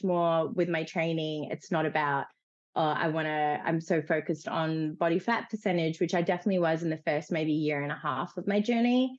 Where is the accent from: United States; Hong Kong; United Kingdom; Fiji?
Fiji; moved away; I grew up in Fiji